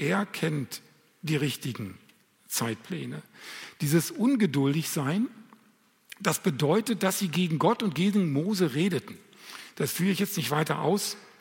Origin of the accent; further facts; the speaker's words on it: Lemgo, North Rhine-Westphalia, Germany; bei uns in Lemgo